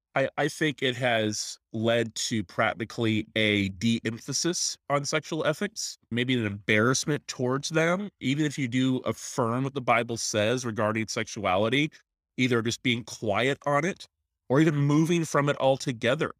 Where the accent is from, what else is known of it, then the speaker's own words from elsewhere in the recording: Tallahassee, Florida, United States; I'm actually a pastor in my hometown, so pretty neat to be a chance to minister where I grew up. in Tallahassee, Florida